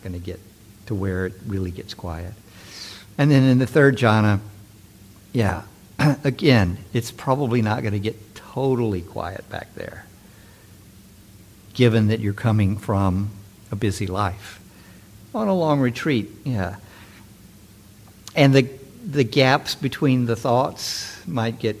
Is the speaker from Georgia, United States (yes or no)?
no; San Francisco, California, United States; I'm from San Francisco